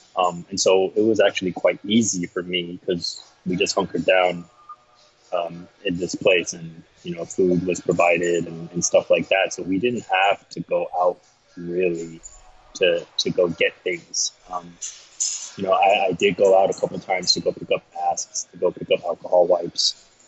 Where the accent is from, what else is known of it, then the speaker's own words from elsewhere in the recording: United States; now in Taipei, Taiwan; I'm an American citizen, I hold a U.S. passport